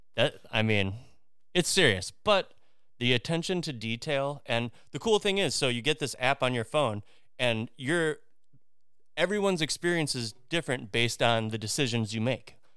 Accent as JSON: {"language": "English", "town": "Twin Lakes", "region": "Wisconsin", "country": "United States", "tie": "born or raised there", "moved": "yes", "lives_now": "Orlando, United States", "said": "I grew up in Twin Lakes, Wisconsin, which is, uh, right in between Chicago and Milwaukee, next to Lake Geneva"}